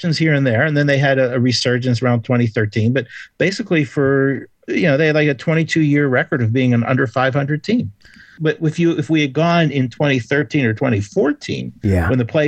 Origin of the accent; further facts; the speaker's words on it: Pittsburgh, Pennsylvania, United States; moved away; I grew up in Squirrel Hill